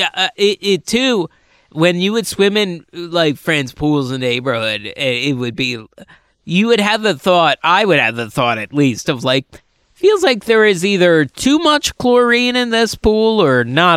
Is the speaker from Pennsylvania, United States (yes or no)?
yes; Chichester, Pennsylvania, United States; also born or lived in Boothwyn, Pennsylvania / Marcus Hook, Pennsylvania / Delaware County, Pennsylvania; I'm from Chichester, Pennsylvania.